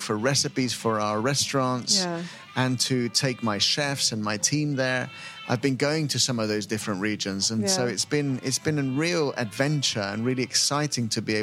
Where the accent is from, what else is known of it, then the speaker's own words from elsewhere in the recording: Lima, Peru; I grew up in Lima